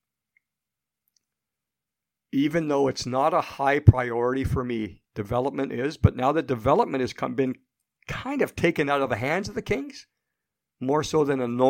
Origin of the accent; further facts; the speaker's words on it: Canada; now in United States; I have roots in Canada. I'm Canadian still